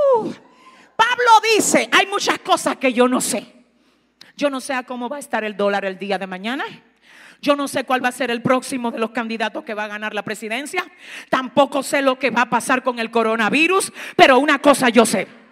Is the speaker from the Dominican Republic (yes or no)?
yes; Dominican Republic; yo vengo de República Dominicana. La primera vez que me paro aquí y tengo contacto con ustedes, le estoy dando a entender que yo soy dominicana